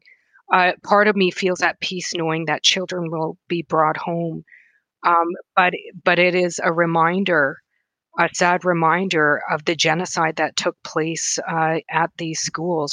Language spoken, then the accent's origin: English; Wood Mountain Lakota Nation, Saskatchewan, Canada; also born or lived in Thompson, Manitoba; now in Winnipeg, Canada; I'm from Wood Mountain Lakota Nation in Treaty Four Territory, Saskatchewan.